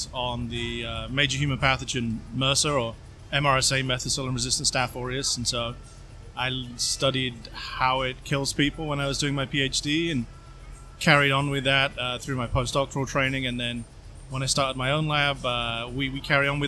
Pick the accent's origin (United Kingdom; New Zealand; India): United Kingdom; England; moved away as an adult; also born or lived in Norwich / Sheffield; now in Tampa, United States; I'm from England.